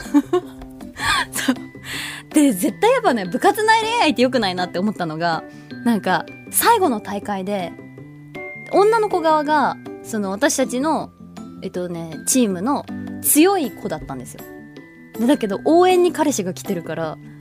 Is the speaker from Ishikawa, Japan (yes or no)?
yes; Ishikawa, Japan; accent: Ishikawa dialect; 石川訛り